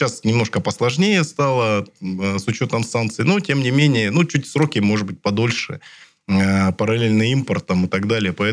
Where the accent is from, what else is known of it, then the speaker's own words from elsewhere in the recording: Siberia, Russia; Мы сибиряки, люди сильные, мы всегда со всеми Э, сложностями справлялись.